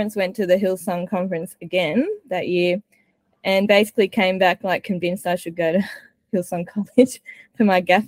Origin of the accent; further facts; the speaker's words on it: Australia; me as an Australian